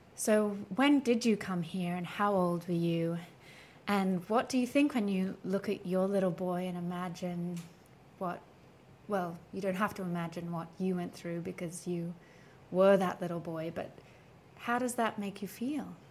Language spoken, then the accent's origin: English; Australia; as an Australian